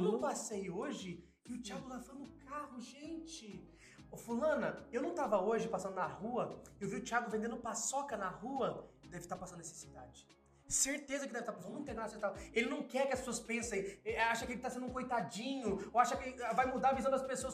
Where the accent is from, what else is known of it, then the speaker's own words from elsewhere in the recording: Sarandi, Paraná, Brazil; also born or lived in Maringá; Nasci em Maringá, que é uma cidade um pouquinho melhorzinha, né? Uhum. Mas morei a vida inteira em Sarandi.